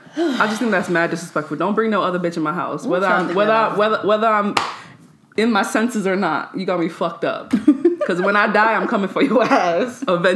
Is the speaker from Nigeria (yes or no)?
yes; Nigeria; because I'm Nigerian.